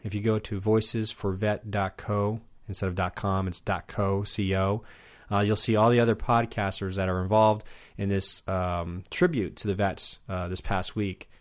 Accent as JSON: {"language": "English", "town": "Southampton", "region": "New York", "country": "United States", "tie": "born or raised there", "also_born_or_lived": "Los Angeles", "moved": "yes", "said": "I was born in Southampton"}